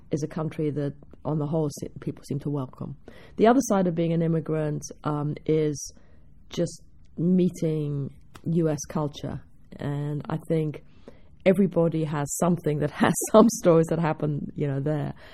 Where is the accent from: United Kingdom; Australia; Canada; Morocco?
United Kingdom; England; now in United States; There was still an assumption that surely I couldn't have learnt it in England. It had to be after I came here.